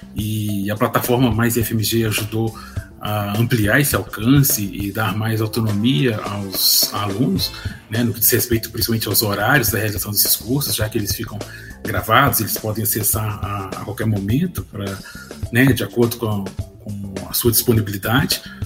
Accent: Ouro Preto, Minas Gerais, Brazil; eu sou natural de Ouro Preto

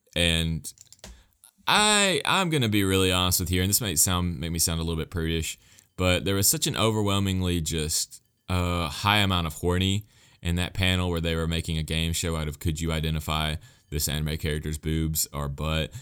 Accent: United States; as an American fan

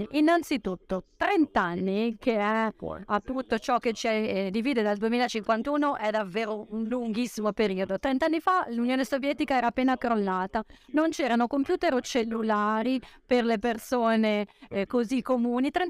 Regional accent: United States; Italian is a second language; sono americano ovviamente, quindi ho dei pregiudizi. Gli Stati Uniti sono un paese estremamente vario, con una grande diversità

